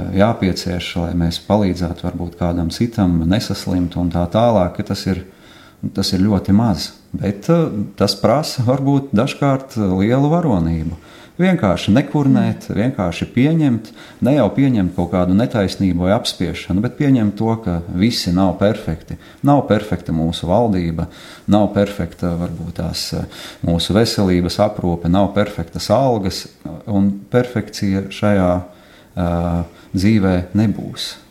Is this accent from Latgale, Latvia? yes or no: yes; Latgale, Latvia; moved away; mēs šeit, šajā telpā klātesošie, visi esam no Latgales.